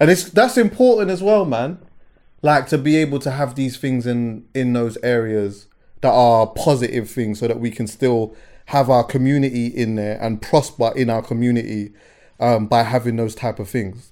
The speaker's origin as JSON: {"language": "English", "region": "London", "country": "United Kingdom", "said": "I'm from West"}